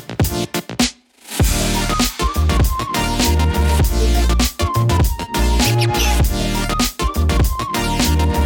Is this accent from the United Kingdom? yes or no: yes; England, United Kingdom; now in Czech Republic; from England